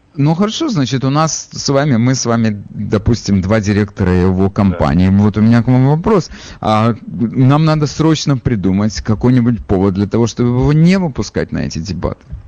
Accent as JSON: {"language": "Russian", "town": "Odesa", "region": "Odesa Oblast", "country": "Ukraine", "moved": "yes", "lives_now": "New York, United States", "said": "я же из Одессы"}